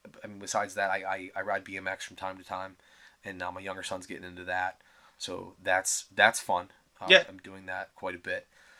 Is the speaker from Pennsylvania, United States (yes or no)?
yes; Pittsburgh, Pennsylvania, United States; I was very young. I grew up in Mount Washington, then we moved to the South Hills.